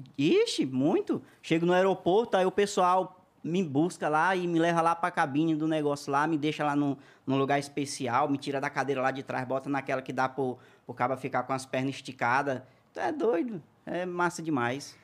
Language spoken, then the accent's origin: Portuguese; interior of Maranhão, Brazil; moved away; nasci lá no interiorzinho do Maranhão